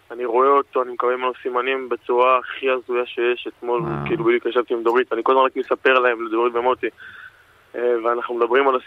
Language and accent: Hebrew; Elei Sinai, Gaza envelope, Israel; now in Palmachim, Israel; אנחנו חברים מגיל אפס, אנחנו גדלנו ביחד בעוטף עזה, במושב אלי סיני, פינוי אה, גוש קטיף. אנחנו גרים פה בשכונה בפלמחים, קיבוץ פלמחים, כל השכונה של המפונים.